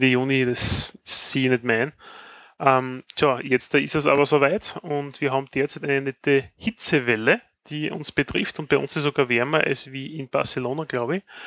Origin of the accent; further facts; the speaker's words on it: Styria, Austria; bei uns in der Steiermark